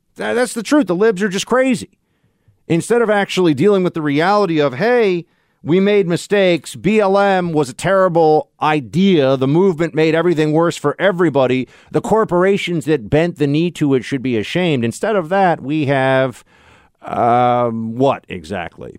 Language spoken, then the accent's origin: English; New York, United States; here in New York, my home state